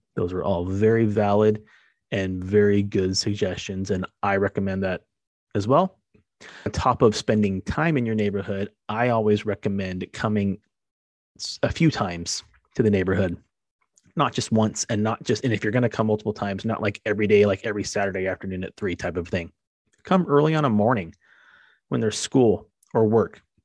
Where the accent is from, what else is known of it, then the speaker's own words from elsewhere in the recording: Arizona, United States; moved away as an adult; also born or lived in San Diego, California; now in Southern California, United States; When I first came to Southern California growing up in Arizona, I moved to San Diego